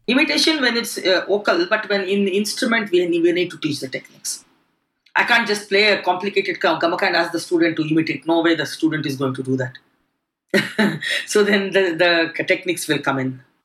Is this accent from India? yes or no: yes; Bangalore, Karnataka, India; moved away as an adult; now in United Kingdom; I come from Karnataka, Bangalore